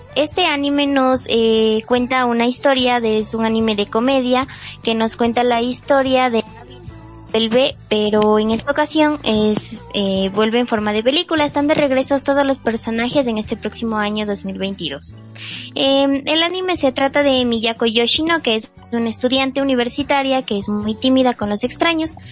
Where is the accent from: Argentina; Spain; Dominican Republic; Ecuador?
Ecuador; soy de Ecuador